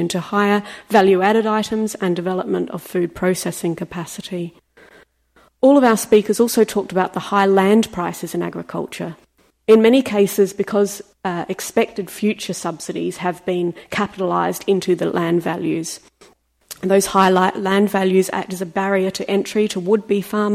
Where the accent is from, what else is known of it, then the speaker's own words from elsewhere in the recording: Australia; as an Australian